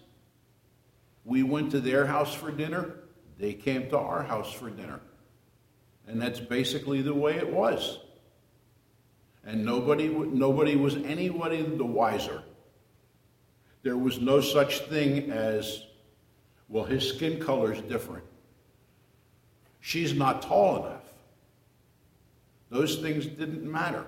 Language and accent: English; New Jersey, United States; moved away as an adult; also born or lived in Miami, Florida; I was born in a small town in New Jersey in 1942 to a very strict Catholic mother and father